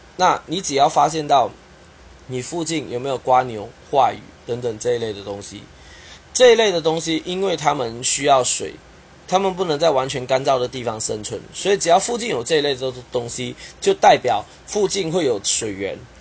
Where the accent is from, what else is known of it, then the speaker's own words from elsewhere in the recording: Kuching, Sarawak, Malaysia; now in Taiwan; 马来西亚我的家乡沙捞越古晋